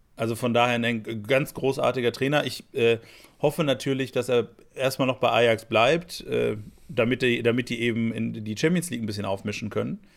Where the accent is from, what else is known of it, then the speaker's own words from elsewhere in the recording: Lennestadt, North Rhine-Westphalia, Germany; der Heimatverein hier von meinem, von meinem Heimatdorf, der FC Lennestadt